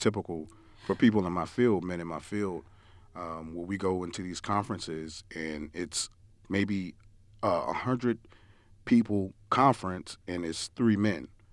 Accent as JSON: {"language": "English", "region": "New York", "country": "United States", "tie": "born or raised there", "moved": "yes", "said": "growing up in New York, we used to al, my parents used to always send us down south."}